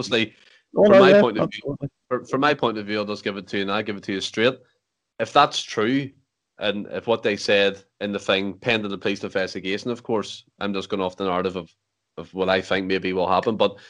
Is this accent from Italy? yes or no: no; Ireland; as an Irish man of that certain religion domain, it wasn't nice to see